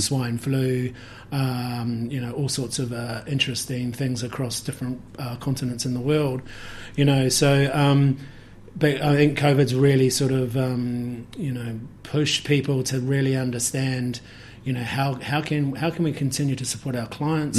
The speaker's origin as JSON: {"language": "English", "country": "New Zealand", "tie": "born or raised there", "also_born_or_lived": "Germany / Hawke's Bay", "moved": "as an adult", "said": "growing up in New Zealand, coming back from from Germany"}